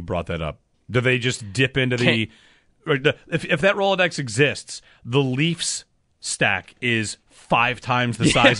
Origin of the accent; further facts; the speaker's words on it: New York, United States; now in Western New York; I mean, I'm from Central New York, and we live in Western New York.